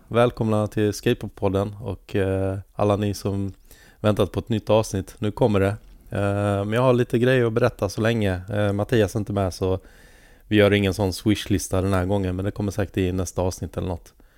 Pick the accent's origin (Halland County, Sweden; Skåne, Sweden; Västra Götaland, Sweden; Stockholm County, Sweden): Halland County, Sweden; Halmstad; jag växte upp i Halmstad